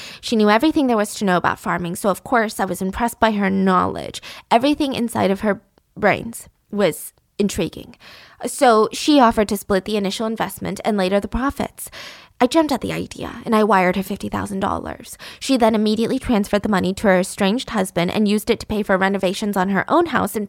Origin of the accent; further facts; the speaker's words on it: Georgia, United States; I'm from Georgia.